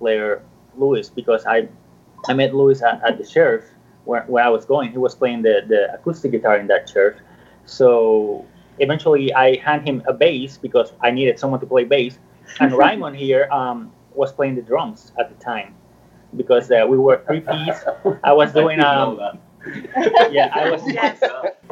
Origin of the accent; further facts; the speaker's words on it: Puerto Rico; moved away as an adult; now in Florida, United States; I'm from Puerto Rico. I was born and raised over there, and I moved to Florida when I was probably like 22